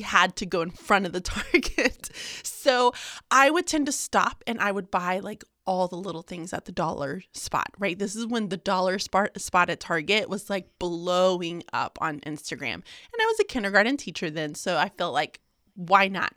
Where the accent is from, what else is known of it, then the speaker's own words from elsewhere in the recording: Houston, Texas, United States; moved away as an adult; also born or lived in Birmingham, Alabama; I was born and raised in Houston